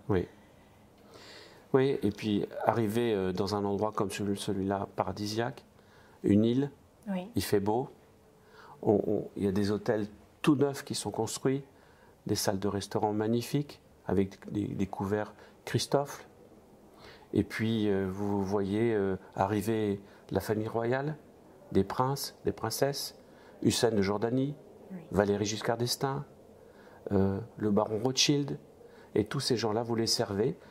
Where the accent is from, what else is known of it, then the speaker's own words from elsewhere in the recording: the east of France, France; je viens de, de l'Est de la France. Je suis euh, né dans une famille de 11 frères et sœurs, de parents immigrés